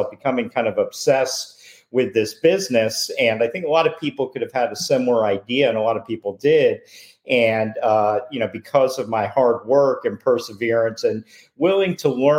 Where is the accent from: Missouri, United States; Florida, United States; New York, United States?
Florida, United States; Boca Raton; I grew up in Boca